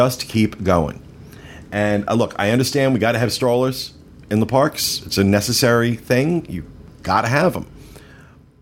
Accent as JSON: {"language": "English", "region": "New Jersey", "country": "United States", "said": "I'm from New Jersey"}